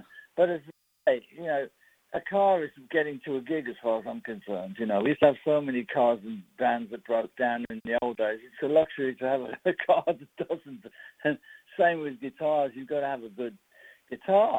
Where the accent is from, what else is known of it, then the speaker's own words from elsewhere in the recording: United Kingdom; I'm British